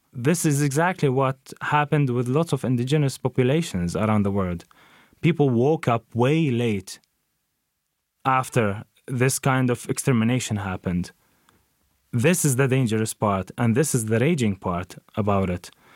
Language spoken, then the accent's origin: English; Jenin, West Bank, Palestine; moved away; also born or lived in Nazareth; was raised in Jenin, which is now in the occupied West Bank.